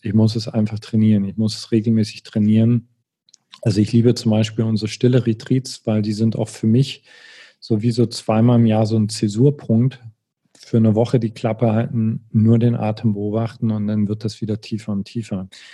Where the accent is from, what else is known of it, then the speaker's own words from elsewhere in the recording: East Germany, Germany; ich bin im Osten groß geworden